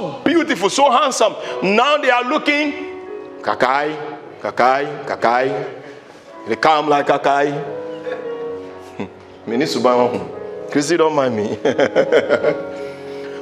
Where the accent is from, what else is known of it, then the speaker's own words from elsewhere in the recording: Ghana; I'm a Ghanaian